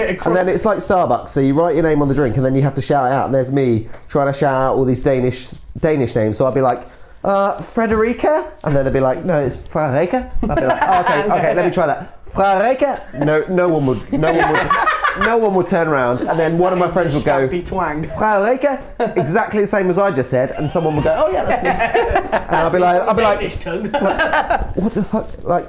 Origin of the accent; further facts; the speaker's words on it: South East England, United Kingdom; No, I'm from Sussex.